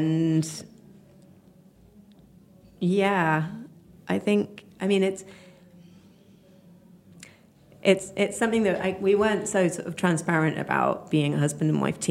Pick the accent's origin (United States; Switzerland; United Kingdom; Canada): United Kingdom; Oxford, South East England; I grew up in Oxford